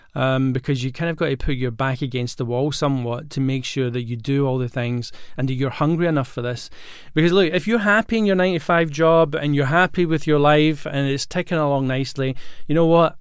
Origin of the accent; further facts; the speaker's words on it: Glasgow, Scotland, United Kingdom; moved away; also born or lived in London; I grew up in Glasgow, and when, before I moved to London